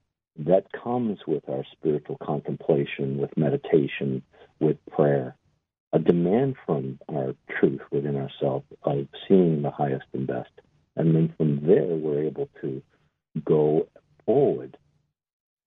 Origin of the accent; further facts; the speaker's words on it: Boston, Massachusetts, United States; I'm an Irishman from Boston